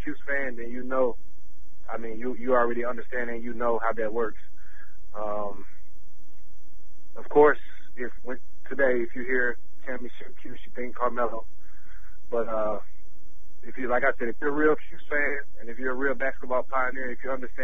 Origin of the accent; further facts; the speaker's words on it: the South, Georgia, United States; moved away as an adult; also born or lived in Syracuse, New York; Being that I'm from the South